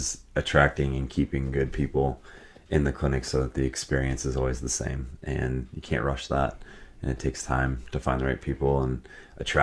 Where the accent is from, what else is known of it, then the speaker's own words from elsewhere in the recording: Iowa, United States; moved away as an adult; also born or lived in Atlanta, Georgia / Chicago; now in Minneapolis, United States; I am from Iowa. Grew up there, born and raised.